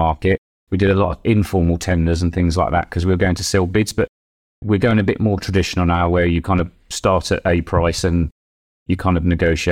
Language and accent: English; Midlands, United Kingdom; now in Devon, United Kingdom; I'm from the Midlands originally